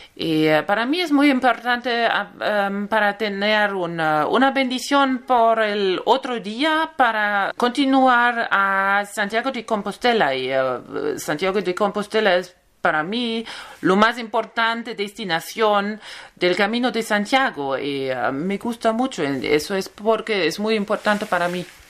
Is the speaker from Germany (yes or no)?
yes; Germany; Spanish is a second language; tengo 39 eh, años, em, soy de Alemania